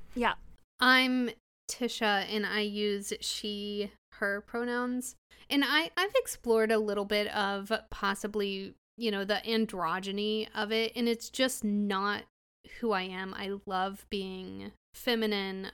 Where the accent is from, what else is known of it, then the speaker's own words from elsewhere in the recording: Illinois, United States; I'm from Illinois